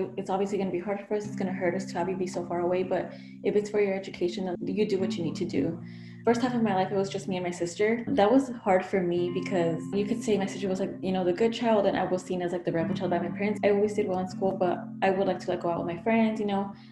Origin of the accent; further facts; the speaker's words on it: California, United States; moved away as an adult; also born or lived in Mexico / Santa Ana, California; now in Chicago, United States; I was born in Mexico and I was brought to the U.S. when I was about 8 months old. So I was living in California for most of my life until I moved to Chicago to continue my studies